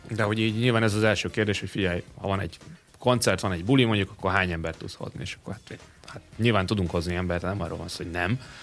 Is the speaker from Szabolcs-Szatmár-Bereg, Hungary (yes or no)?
no; Paks, Tolna, Hungary; Én Pakson nőttem fel.